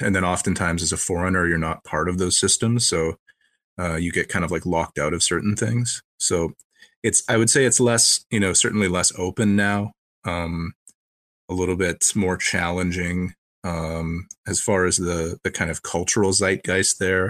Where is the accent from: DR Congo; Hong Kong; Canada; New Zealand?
Canada; I'm from Canada as well.